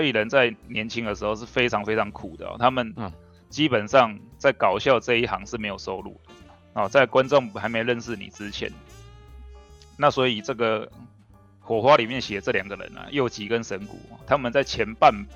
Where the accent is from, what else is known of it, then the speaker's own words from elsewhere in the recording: Taiwan; 我们台湾人